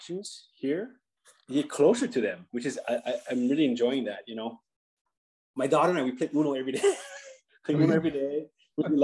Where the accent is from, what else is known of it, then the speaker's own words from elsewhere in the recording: Hawaii, United States; moved away as an adult; now in Las Vegas, United States; Growing up in Hawaii